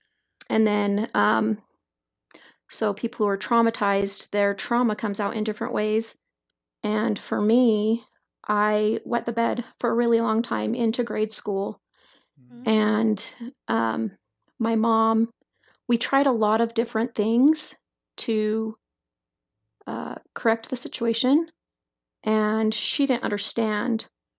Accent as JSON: {"language": "English", "town": "Salt Lake City", "region": "Utah", "country": "United States", "tie": "born there", "said": "So if you want to start where I was born in Salt Lake"}